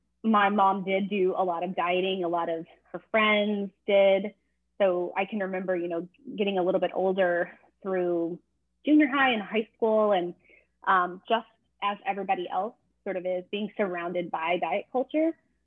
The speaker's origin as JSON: {"language": "English", "region": "Texas", "country": "United States", "tie": "born or raised there", "said": "I grew up in Texas"}